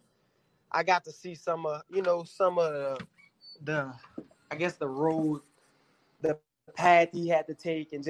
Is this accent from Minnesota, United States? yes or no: no; Louisiana, United States; we're from Louisiana